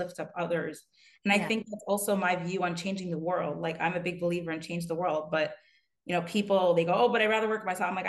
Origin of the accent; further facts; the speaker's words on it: Pennsylvania, United States; now in New York, United States; I'm from Pennsylvania originally